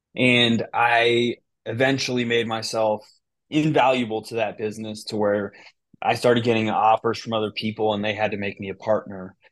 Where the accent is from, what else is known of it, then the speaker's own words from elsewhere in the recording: Bay Area, near Berkeley, California, United States; moved away as an adult; now in Michigan, United States; I grew up in the Bay Area. I grew up, uh, right next to Berkeley